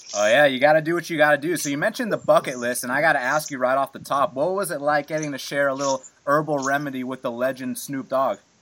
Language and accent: English; Georgia, United States; we're from Georgia